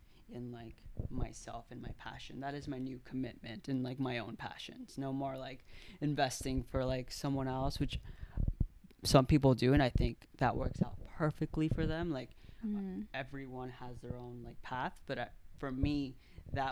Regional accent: Marble Falls, Texas, United States; I was raised in Texas, Marble Falls, Texas

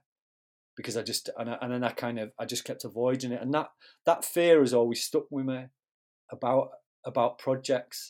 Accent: Manchester, North West England, United Kingdom; moved away as an adult; also born or lived in Newcastle; I'm from Manchester originally

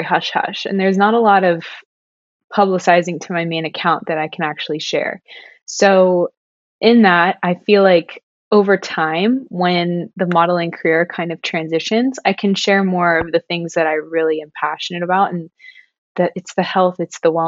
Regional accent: Ohio, United States; now in Los Angeles, United States; I'm from Ohio

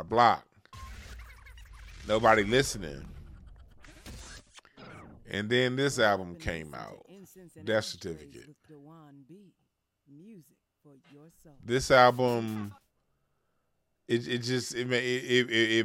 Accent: Los Angeles, California, United States; Being born and raised in Los Angeles, California, that's my home city where I'm from

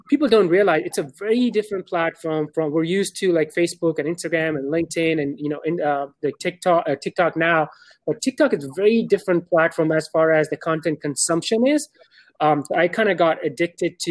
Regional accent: Pakistan; now in Dallas, United States; I'm born and raised in Pakistan. Right now, I live in Dallas, Texas.

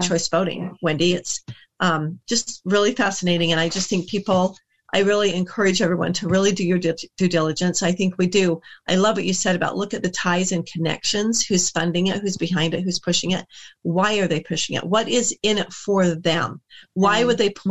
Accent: United States; as an American

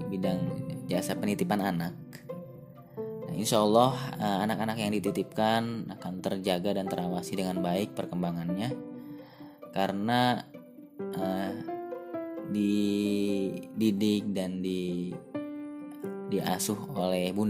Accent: Bandung, West Java, Indonesia; born there; Asal saya, saya lahir di Kota Kembang. Rumah saya di Kota Metropolitan, sekolah saya di kota santri

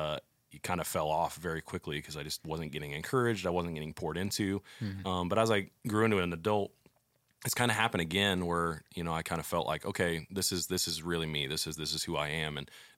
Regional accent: St. Louis, Missouri, United States; Growing up, I grew up in St. Louis. I lived there for 20 years of my life.

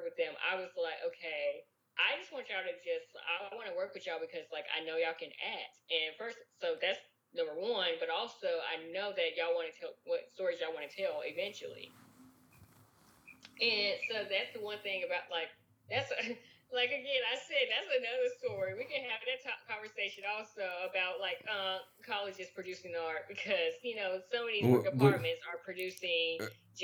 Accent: Bayou La Batre, Alabama, United States; I grew up in Bayou LaBatchery, Alabama.

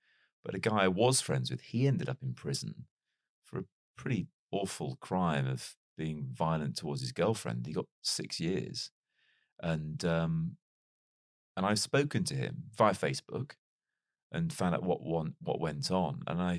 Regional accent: Wales, United Kingdom; also born or lived in Chester; despite growing up in North Wales, England is not too far away from where I grew up. And I was actually born in Chester, which is where both my parents

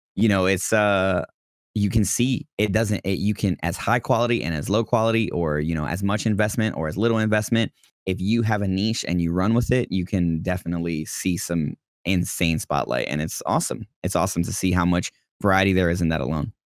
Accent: New York City, New York, United States; born or raised there

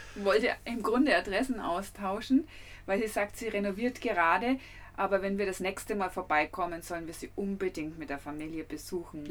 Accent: Nuremberg, Bavaria, Germany; bei uns in Nürnberg

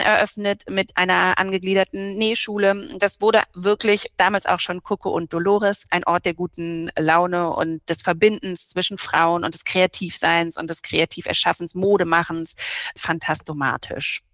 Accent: Berlin, Germany; moved away; ich wohne nicht nur in Berlin, ich bin auch gebürtige Berlinerin

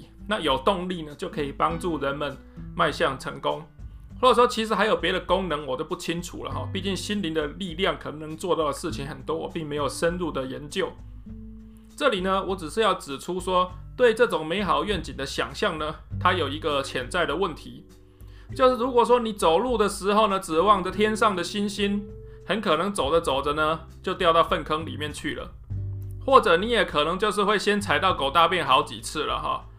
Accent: Taichung, Taiwan; 例如说，我是台中人嘛，哈。那我读高中的时候呢，从来都不知道台大长什么样子。

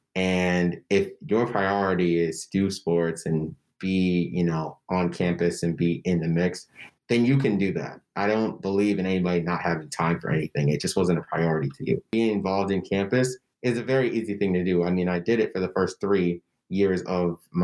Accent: Denver, Colorado, United States; moved away; I'm from Denver

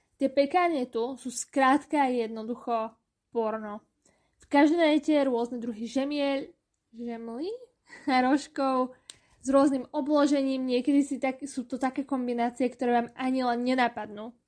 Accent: Košice, Košice Region, Slovakia; moved away as an adult; now in Vienna, Austria; U nás v Košiciach

